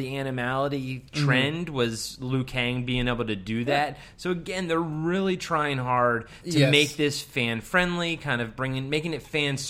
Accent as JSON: {"language": "English", "region": "Maryland", "country": "United States", "accent": "Maryland", "said": "Is that my Maryland accent?"}